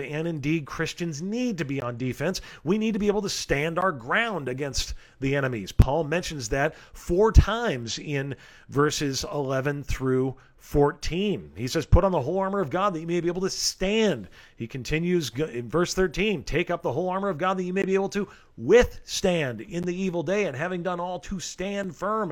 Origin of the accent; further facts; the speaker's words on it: Rancho Cucamonga, California, United States; the beautiful city of Rancho Cucamonga, California, my hometown